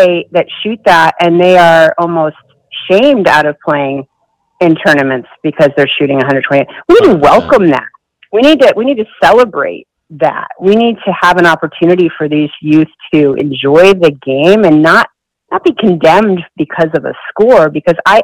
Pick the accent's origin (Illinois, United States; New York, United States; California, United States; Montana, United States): New York, United States; Syracuse; I grew up in Syracuse, New York.